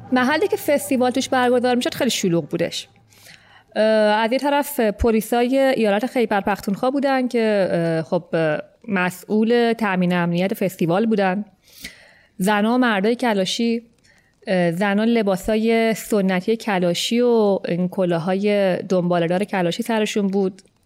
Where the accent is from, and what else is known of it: Iran